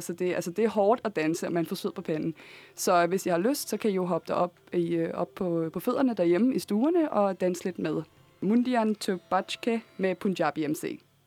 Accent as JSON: {"language": "Danish", "town": "Copenhagen", "region": "Capital Region of Denmark", "country": "Denmark", "tie": "born or raised there", "said": "jeg er opvokset på Nørrebro"}